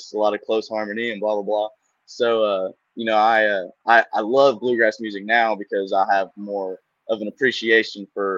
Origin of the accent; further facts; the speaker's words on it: Eastern Kentucky, United States; also born or lived in Huntington, West Virginia area; now in Raleigh, United States; But I'm from Eastern Kentucky. I'm from the Huntington, West Virginia kind of area